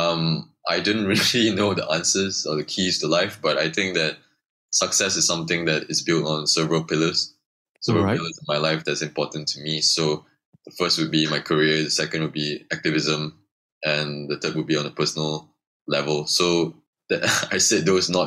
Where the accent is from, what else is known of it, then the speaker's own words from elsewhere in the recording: Subang Jaya, Selangor, Malaysia; I grew up in Subang, USG4. So my school was 5 minutes away from me, primary school